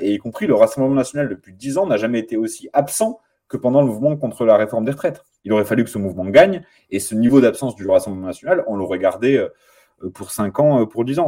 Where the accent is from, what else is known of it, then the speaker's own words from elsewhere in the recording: Nanterre, Île-de-France, France; moved away as an adult; now in Grenoble, France; je viens de Nanterre, je suis passage à Grenoble pour quelques temps, mais, mais je, ma ville c'est Nanterre